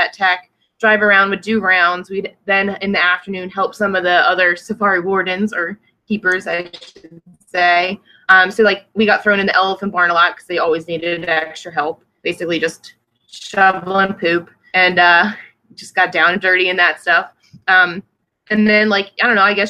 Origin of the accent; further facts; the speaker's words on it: Trevose, Pennsylvania, United States; I grew up right outside of Northeast Philadelphia, actually, in Bucks County, a town called Trevose